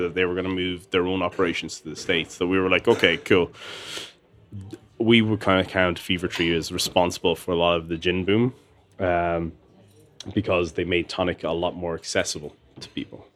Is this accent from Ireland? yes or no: yes; Tullamore, Leinster, Ireland; I grew up in Tullamore, and it was a small little town